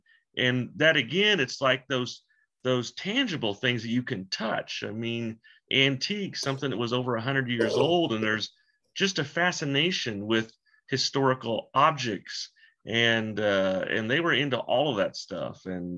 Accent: Missouri, United States; moved away as an adult; now in Colorado, United States; I was born and raised in Missouri, in Jesse James country, and then moved out here into Colorado to marry my lovely wife in the early 1980s.

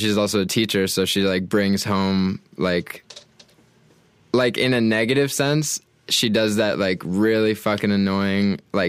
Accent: Portland, Maine, United States; I'm like right on the coast, like in the southern part, like right on the ocean.

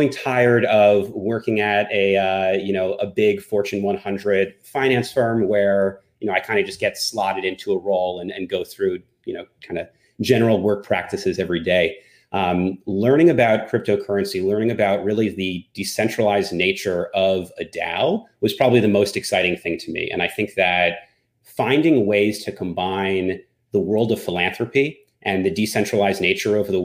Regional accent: New Jersey, United States; now in Westchester, United States; originally I'm from New Jersey, but currently based out of uh, Westchester, just north of New York City.

